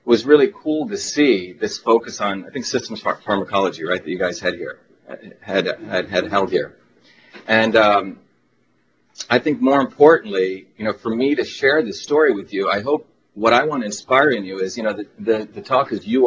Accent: Mumbai, Maharashtra, India; moved away; I was born in India

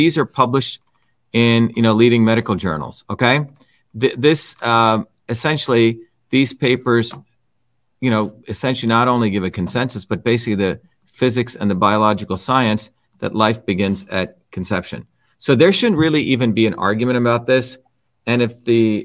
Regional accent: India; now in United States; Suresh and I come from India

